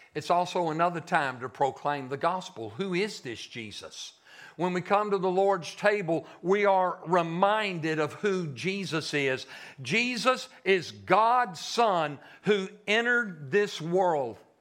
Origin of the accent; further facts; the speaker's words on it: Shreveport, Louisiana, United States; moved away; I'm a Yankee. I'm from Shreveport